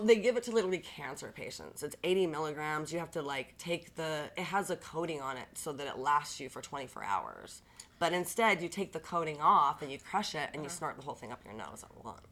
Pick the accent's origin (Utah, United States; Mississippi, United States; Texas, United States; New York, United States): Utah, United States; Bountiful; growing up in Bountiful